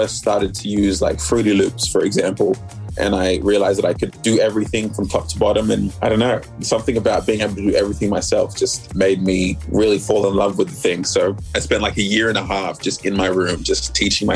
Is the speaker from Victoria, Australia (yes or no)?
no; Sydney, New South Wales, Australia; moved away as an adult; also born or lived in Melbourne, Australia; we quickly moved to Sydney when I was like three, and that was where I grew up for a major portion of my life